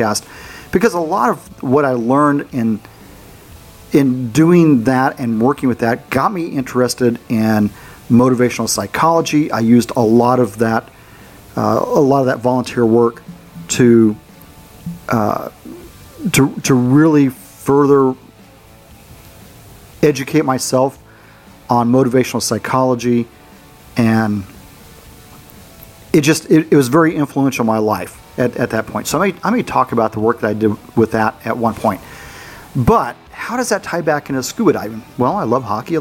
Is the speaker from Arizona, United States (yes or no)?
yes; Arizona, United States; I grew up in Arizona